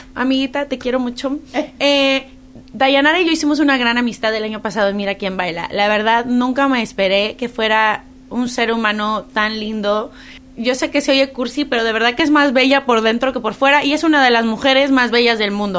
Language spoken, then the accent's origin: Spanish; Mexico City, Mexico; now in United States; yo crecí en la Ciudad de México